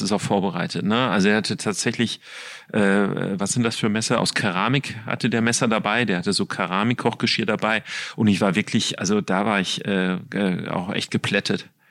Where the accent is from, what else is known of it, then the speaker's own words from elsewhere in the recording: Ruhr area, North Rhine-Westphalia, Germany; Ich komme ja aus dem Ruhrgebiet